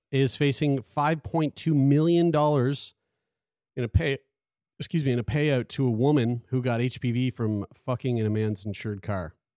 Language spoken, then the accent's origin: English; Sackville, Canada; I'm from Sackville